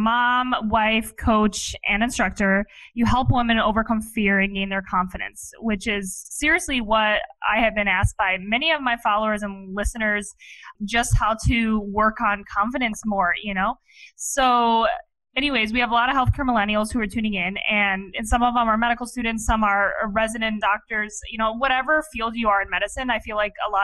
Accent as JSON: {"language": "English", "region": "Ohio", "country": "United States", "tie": "born or raised there", "said": "I actually grew up in Ohio"}